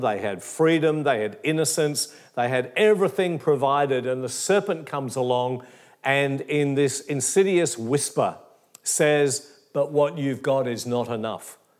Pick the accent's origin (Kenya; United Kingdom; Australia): Australia; Perth, Western Australia; moved away as an adult; also born or lived in Geraldton / Katoomba; now in Melbourne, Australia; I was raised in Perth in Western Australia